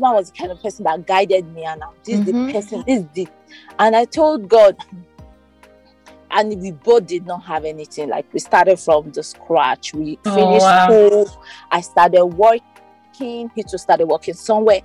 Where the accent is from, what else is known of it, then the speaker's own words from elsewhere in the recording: Abuja, Federal Capital Territory, Nigeria; We grew up in Abuja, went to the University of Abuja.